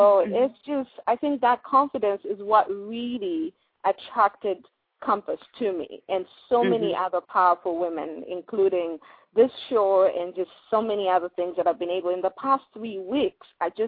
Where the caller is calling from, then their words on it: Columbus, Ohio, United States; Columbus, Ohio.